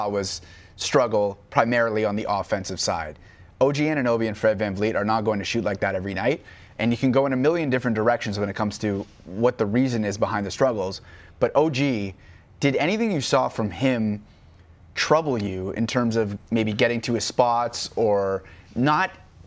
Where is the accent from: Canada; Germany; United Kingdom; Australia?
Canada; Canadian basketball fans